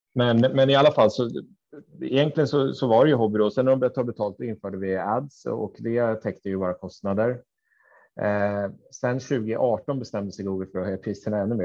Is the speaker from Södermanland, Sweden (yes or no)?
yes; Katrineholm, Södermanland, Sweden; moved away; also born or lived in Linköping; Jag är uppväxt i Katrineholm